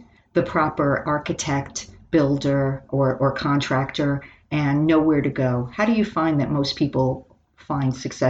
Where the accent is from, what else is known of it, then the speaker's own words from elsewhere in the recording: Miami Beach, Florida, United States; I'm from Miami Beach.